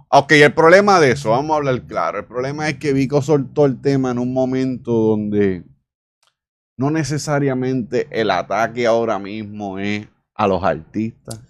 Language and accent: Spanish; Isabela, Puerto Rico; moved away; nuestro pueblo, Isabela, de la comunidad donde yo soy, de Mantilla